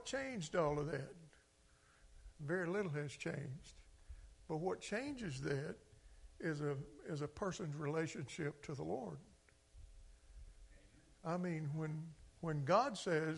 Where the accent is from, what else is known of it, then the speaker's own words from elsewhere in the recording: Clarksdale, Mississippi, United States; I grew up in a Delta culture in Mississippi and Clarksdale